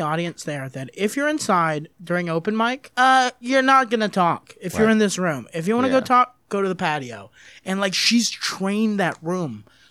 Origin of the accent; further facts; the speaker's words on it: Texas, United States; also born or lived in Germany; oh, I'm from Texas.